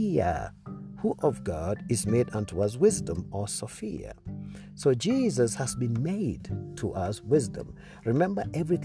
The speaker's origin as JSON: {"language": "English", "region": "Nairobi", "country": "Kenya", "said": "I come from Kenya, Nairobi, Kenya"}